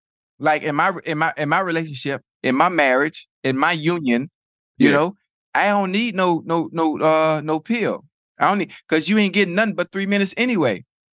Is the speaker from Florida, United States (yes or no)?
yes; Dade County, Florida, United States; I'm from Dade County, boy.